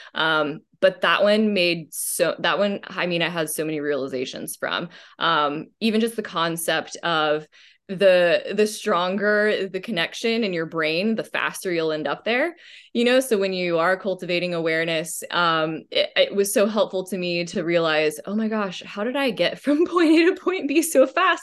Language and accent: English; Austin, Texas, United States; also born or lived in Dallas, Texas; I grew up in Dallas, Texas, um, went to, uh, private school there for, until about second grade when we moved to Austin, Texas